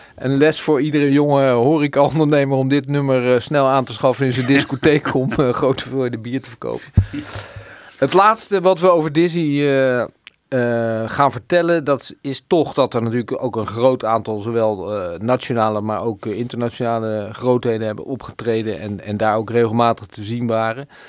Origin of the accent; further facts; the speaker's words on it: Rotterdam, South Holland, Netherlands; Ik ben geboren en getogen Rotterdammer